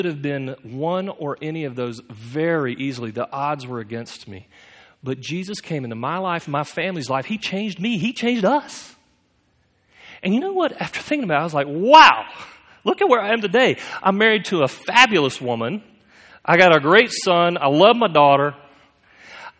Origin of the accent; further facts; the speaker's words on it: United States; us to do as American Christians